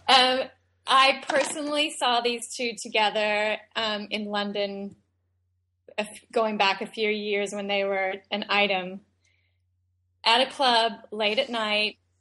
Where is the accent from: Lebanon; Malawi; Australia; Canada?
Australia; moved away; I was born and raised in Australia.